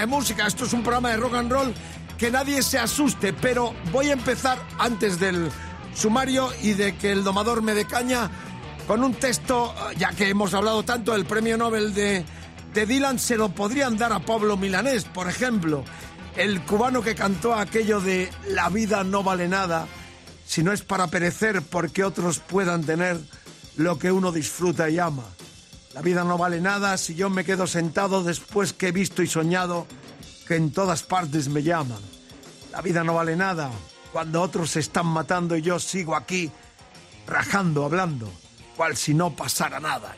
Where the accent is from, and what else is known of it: Spain